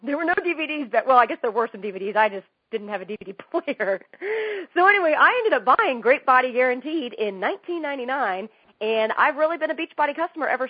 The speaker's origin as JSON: {"language": "English", "town": "Indianapolis", "region": "Indiana", "country": "United States", "tie": "born or raised there", "moved": "as an adult", "lives_now": "Los Angeles, United States", "said": "I grew up in Indianapolis, and the Indy 500 was just my favorite thing of every single year"}